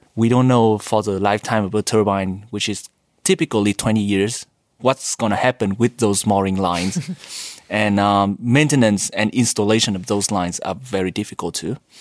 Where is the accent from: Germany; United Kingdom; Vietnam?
Vietnam; moved away as an adult; also born or lived in United States; now in Japan; Originally from Vietnam. After high school, I went to U S for my bachelor degree